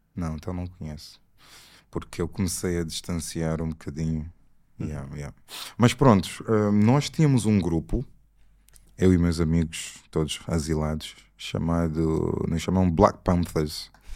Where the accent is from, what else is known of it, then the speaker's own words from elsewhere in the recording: Scotland, United Kingdom; also born or lived in Angola / Portugal / England; cresci a minha vida toda no Reino Unido, entre Inglaterra e Escócia